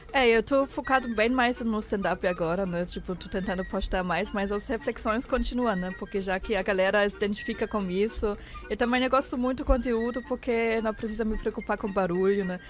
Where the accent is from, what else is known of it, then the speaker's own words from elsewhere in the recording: near Frankfurt, Hesse, Germany; also born or lived in Porto Alegre, Brazil; now in São Paulo, Brazil; Eu nasci perto de Frankfurt.